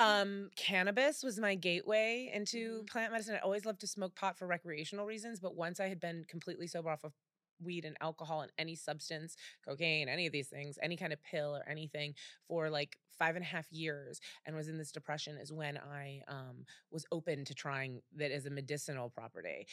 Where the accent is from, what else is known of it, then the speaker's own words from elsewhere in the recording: Cleveland, Ohio, United States; moved away as an adult; also born or lived in Texas / New York; now in Los Angeles, United States; I was born in Texas and grew up in Cleveland